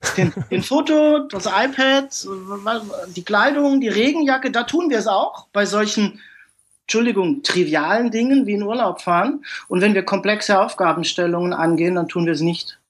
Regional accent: Germany; also born or lived in Karlsruhe; ich bin aus Deutschland

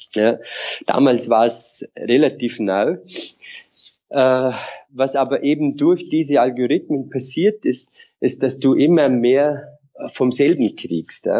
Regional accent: Vorarlberg mountains, Austria; moved away; also born or lived in Innsbruck / Vienna / London; ich komme aus den Vorarlberger Bergen, aus einem äh, sehr kleinen Dorf

